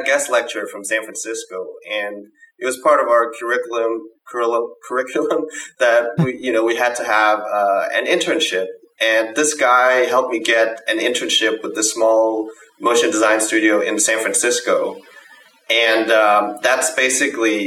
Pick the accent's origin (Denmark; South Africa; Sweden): Denmark; And I'm from Denmark. So growing up in Denmark